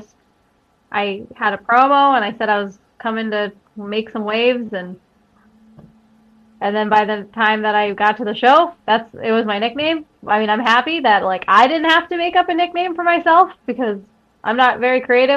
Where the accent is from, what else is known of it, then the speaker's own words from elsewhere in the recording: Scranton, Pennsylvania, United States; I'm from the Carbondale Scranton area, and until wrestling, I only was in the Carbondale Scranton area